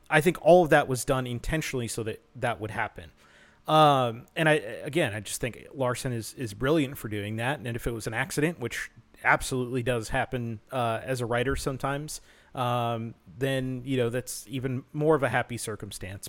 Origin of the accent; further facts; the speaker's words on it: United States; as an American